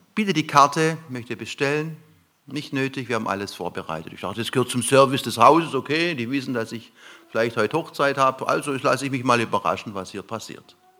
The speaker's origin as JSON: {"language": "German", "area": "lower Neckar valley near Heidelberg", "region": "Baden-Württemberg", "country": "Germany", "said": "Wir fuhren ins untere Neckartal Richtung Heidelberg zu. Ich komme aus der Gegend."}